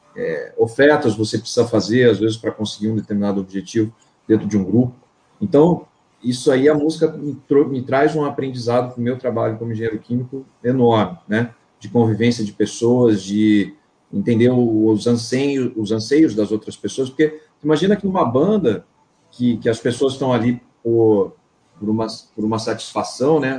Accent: Campinas, São Paulo, Brazil; moved away as an adult; now in Rio de Janeiro, Brazil; eu sou originalmente de São Paulo, da cidade de Campinas. Em 2009 me mudei para o Rio

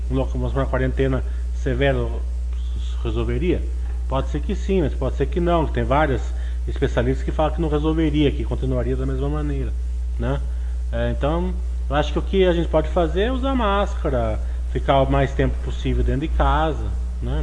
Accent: Brazil; accent: caipira; É que meu inglês é que nem meu português, né? É caipira

